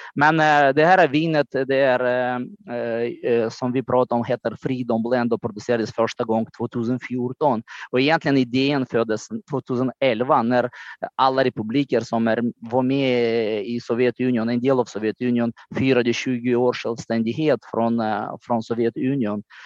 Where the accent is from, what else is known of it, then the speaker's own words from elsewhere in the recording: Moldova; Swedish is a second language; now in Höga Kusten, Sweden; min hemland Moldavien